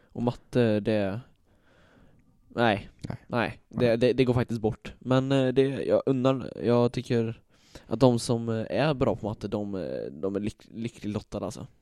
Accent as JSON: {"language": "Swedish", "town": "Falköping", "region": "Västra Götaland", "country": "Sweden", "said": "mina bröder och jag då, vi kommer ju här från Falköping"}